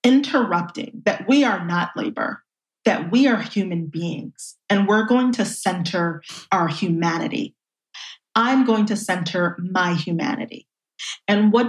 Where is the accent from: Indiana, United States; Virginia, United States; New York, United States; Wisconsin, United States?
New York, United States; New York City; I grew up in Brooklyn, and I really was raised within a community.